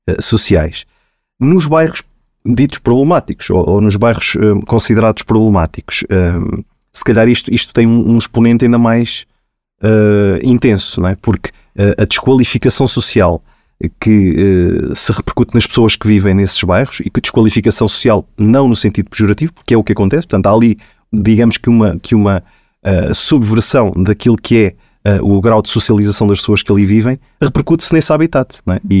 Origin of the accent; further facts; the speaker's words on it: Abrantes, Santarém District, Portugal; Eu, eu, eu sou natural de Abrantes, portanto eu cresci num bairro, uh, um bairro residencial, um bairro citadino, digamos assim, uh, no coração da cidade, portanto muito perto do, do centro, no centro da cidade.